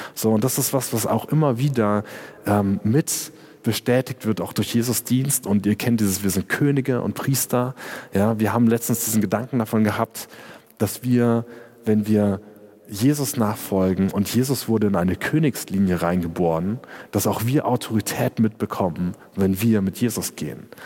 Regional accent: Germany; ich als Deutscher

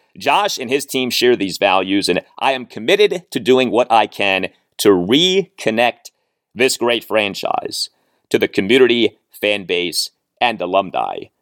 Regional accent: Washington, District of Columbia, United States; also born or lived in Rockville, Maryland / College Park, Maryland; I have lived in the Washington, D C area my entire life. I was born in Georgetown University Hospital

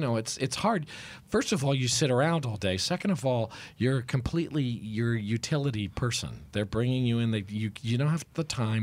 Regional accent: New Haven, Connecticut, United States; I was born and raised in New Haven, Connecticut.

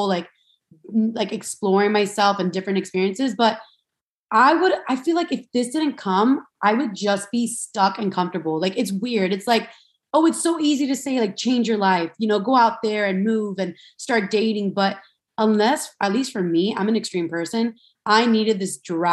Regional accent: Miami, Florida, United States; I'm from Miami, Florida. And I grew up like, you know, I grew up with three sisters, the whole Latin household

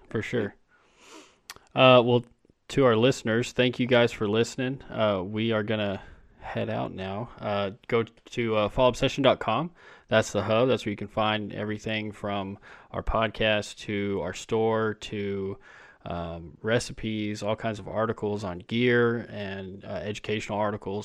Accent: Texas, United States; I'm from Texas

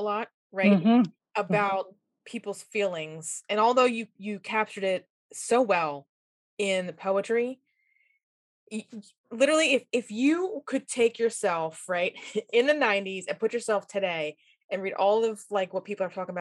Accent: Philadelphia, Pennsylvania, United States; Hoagie is exactly where I'm from

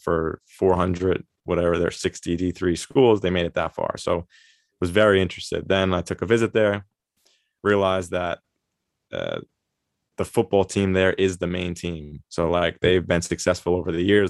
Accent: Long Island, New York, United States; moved away as an adult; also born or lived in Mongolia; now in Germany; I grew up on, uh, Long Island in New York

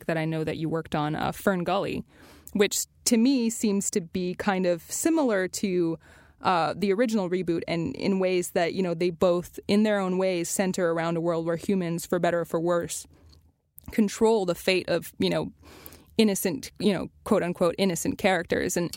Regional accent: Canada; I grew up in Canada

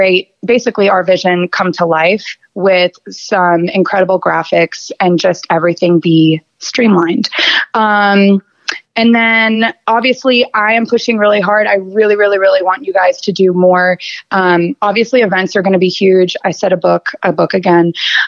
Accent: Atlanta, Georgia, United States; I grew up in Atlanta.

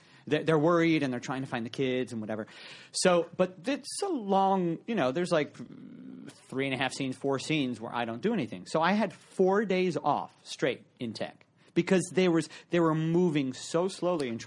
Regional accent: Reading, Pennsylvania, United States; Doug and I are from the same hometown

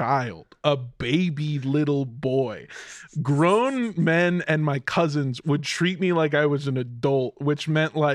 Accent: Los Angeles, California, United States; we grew up in Los Angeles, California

